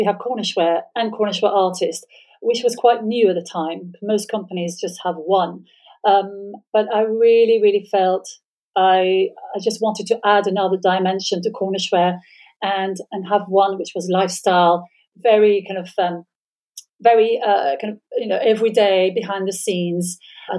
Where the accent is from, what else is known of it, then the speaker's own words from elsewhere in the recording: France; moved away as an adult; now in England; I'm half English and half French, born in France